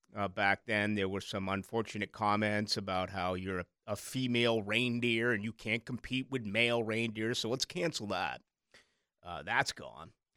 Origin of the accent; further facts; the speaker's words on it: Boston, Massachusetts, United States; moved away; growing up in Boston and playing street hockey